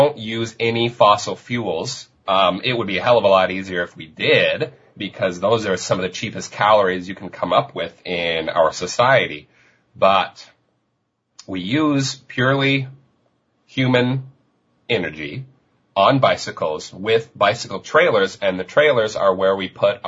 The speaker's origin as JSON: {"language": "English", "town": "Denver", "region": "Colorado", "country": "United States", "also_born_or_lived": "Vancouver, Canada", "moved": "yes", "lives_now": "Victoria, Canada", "said": "I'm originally from Denver, Colorado, and I moved"}